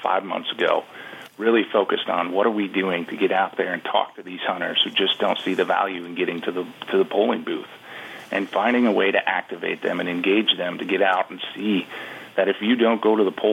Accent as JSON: {"language": "English", "region": "Wisconsin", "country": "United States", "tie": "born or raised there", "said": "My home state of Wisconsin"}